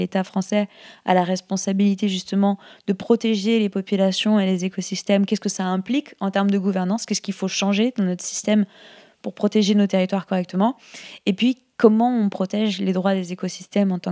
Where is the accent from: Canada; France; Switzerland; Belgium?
France; Et comme on est français, je pense que ça peut intéresser les gens en France de, se, de, travailler sur ces questions-là.